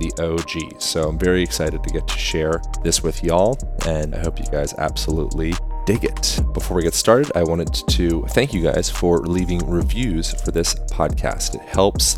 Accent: Lancaster, Pennsylvania, United States; I grew up in Lancaster, Amish country.

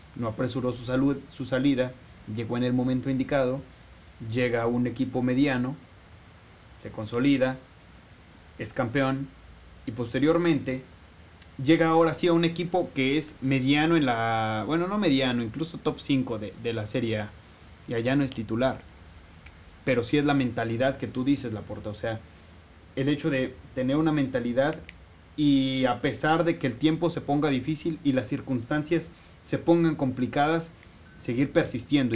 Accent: Mexico; como sociedad mexicana

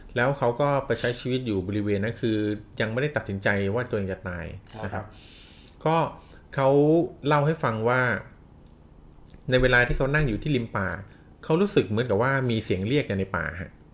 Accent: Thailand; เราเกิดในประเทศไทยที่มีพุทธศาสนา เป็นศาสนาประจำชาติ

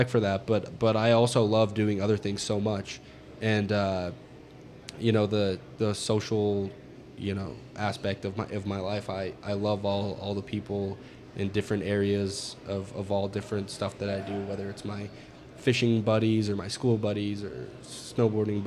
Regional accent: Montana, United States; I'm from Montana

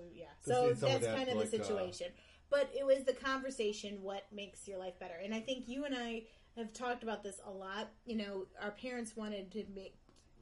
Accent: Cleveland, Ohio, United States; also born or lived in Pittsburgh, Pennsylvania; I was born in near Pittsburgh and moved to Cleveland when I was young.

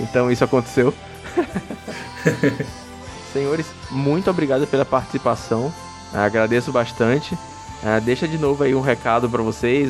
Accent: Maranhão, Brazil; also born or lived in São Luís; eu sou do Maranhão, eu moro em São Luís

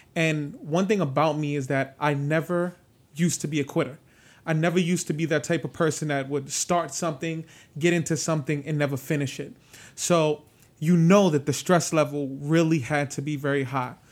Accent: New York City, New York, United States; moved away; growing up in the South Bronx

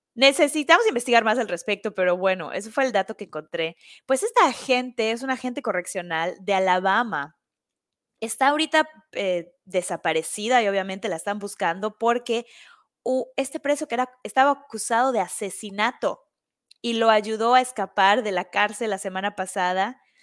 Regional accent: Mexico; now in New York, United States; yo voy a esta fiesta y soy de México

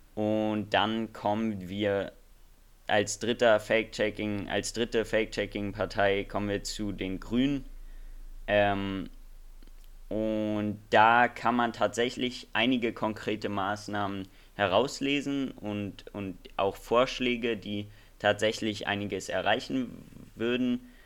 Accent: Germany; bei uns in Deutschland

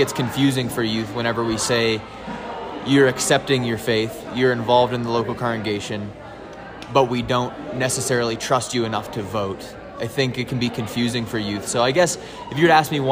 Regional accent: Laurel, Nebraska, United States; I am from Laurel, Nebraska.

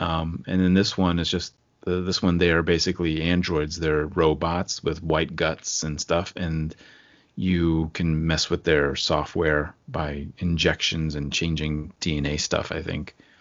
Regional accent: Rockville, Maryland, United States; I was born in Rockville, but not Rockville Center

